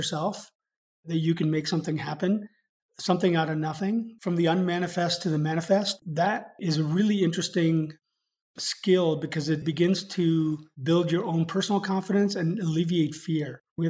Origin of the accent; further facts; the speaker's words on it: Hong Kong; also born or lived in Japan / London, United Kingdom / India; now in United States; So I grew up in Hong Kong, Japan, was born in London, spent time in India before moving to the US.